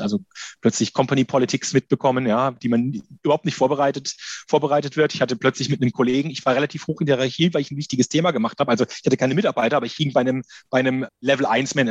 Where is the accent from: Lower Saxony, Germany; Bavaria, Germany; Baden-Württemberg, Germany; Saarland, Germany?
Baden-Württemberg, Germany; Karlsruhe; also born or lived in Berlin; ich komme aus Karlsruhe